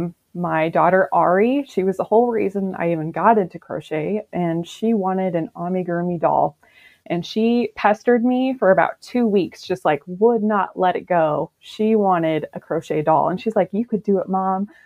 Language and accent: English; Washington, United States; I'm from Washington State